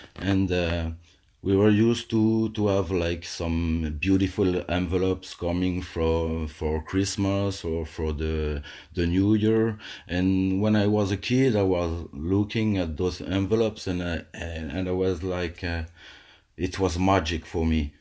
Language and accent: English; Alsace, Grand Est, France; I live in, uh, in a cozy little house in my hometown where I grew up